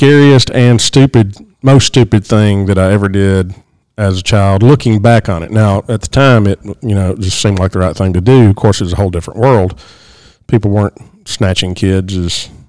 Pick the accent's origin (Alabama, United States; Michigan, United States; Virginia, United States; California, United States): Alabama, United States; Russellville; I grew up in Russellville, Alabama.